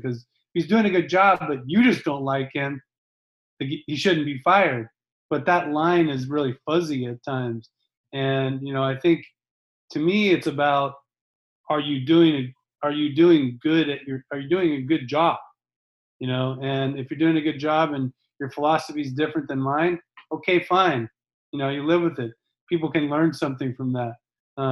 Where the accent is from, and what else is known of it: United States